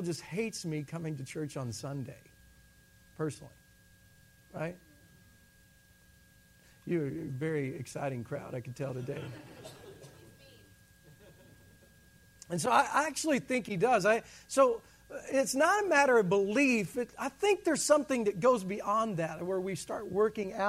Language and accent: English; the South, United States; I'm from the South